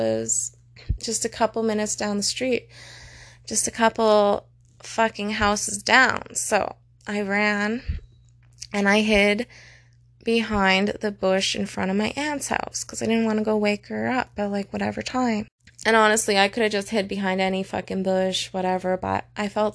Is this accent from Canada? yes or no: yes; Calgary, Alberta, Canada; I was born in Calgary